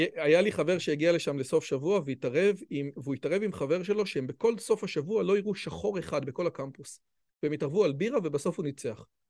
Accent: Israel; אני יליד הארץ, אבא שלי יליד הארץ

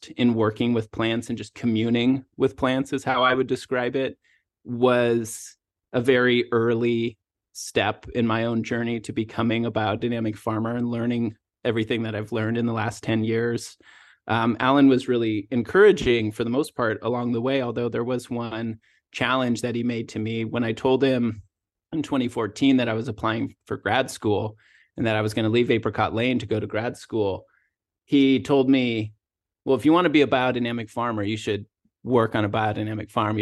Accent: Washington, United States; moved away as an adult; also born or lived in Southern California; I moved from Washington State, where I grew up and went to college

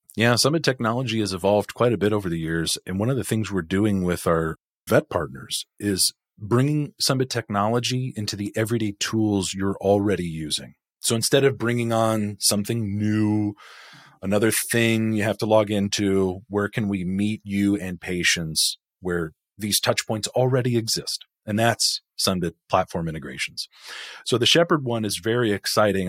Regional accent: California, United States; growing up in California, eighties, nineties, two thousands

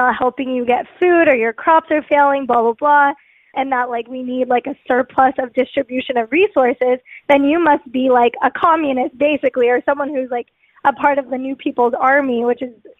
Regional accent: Philippines; And I feel like being a Filipino woman is rooted in that.

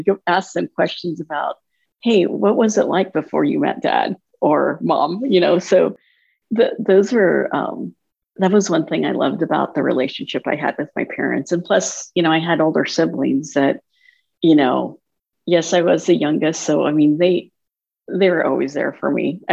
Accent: Minden, United States; our experience growing up in Minden

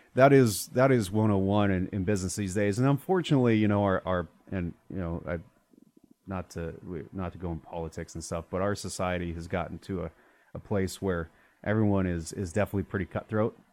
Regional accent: Arizona, United States; also born or lived in Prescott, Arizona; I grew up in Arizona

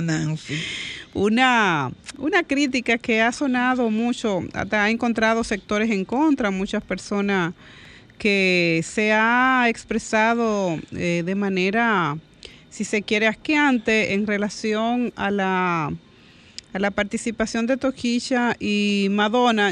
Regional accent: Dominican Republic; yo como dominicana y como mujer

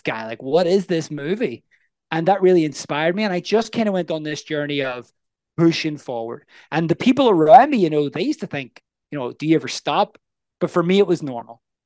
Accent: Northern Ireland, United Kingdom; I'm from the north of Ireland or Northern Ireland. And what's really interesting and unique about that is I grew up, there was a war

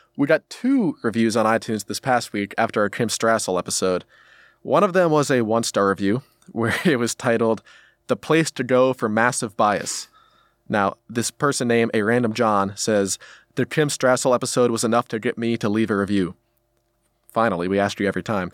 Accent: United States; as an American outside observer

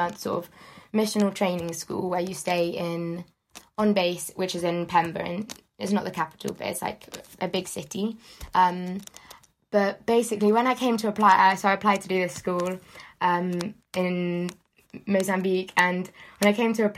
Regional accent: Devon, South West England, United Kingdom; moved away as an adult; now in Brighton, United Kingdom; I'm originally from Devon. Yeah, so moved across.

